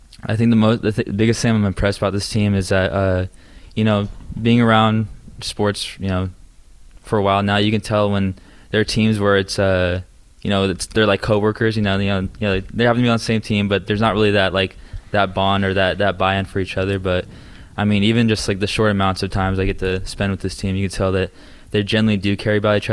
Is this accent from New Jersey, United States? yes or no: no; Bay Area, California, United States; moved away; growing up in the Bay Area